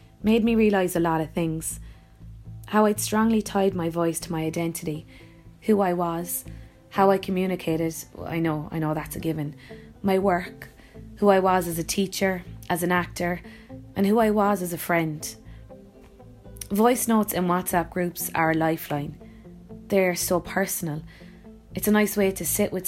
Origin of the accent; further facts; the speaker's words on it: Youghal, Munster, Ireland; I'm an actor from Youghal in County Cork.